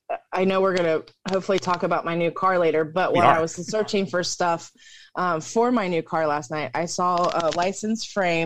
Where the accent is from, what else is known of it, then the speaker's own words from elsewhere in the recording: West Virginia, United States; Well, I grew up in West Virginia.